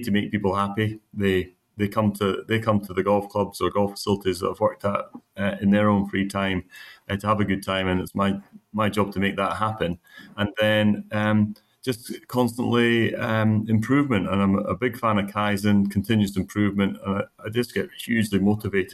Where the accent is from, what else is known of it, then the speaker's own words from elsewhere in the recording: St Andrews, Scotland, United Kingdom; moved away; I grew up in the St. Andrews area playing golf.